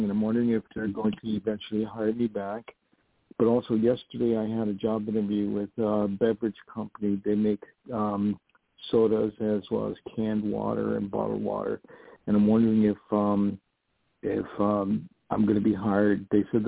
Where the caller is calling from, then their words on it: New York, United States; I'm calling from New York.